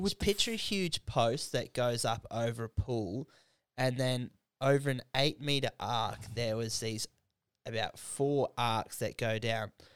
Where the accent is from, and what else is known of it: Canberra, Australian Capital Territory, Australia